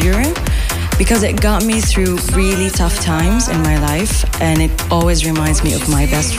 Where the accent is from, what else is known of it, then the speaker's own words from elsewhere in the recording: Jeddah, Makkah Province, Saudi Arabia; I'm from Jeddah, Saudi Arabia.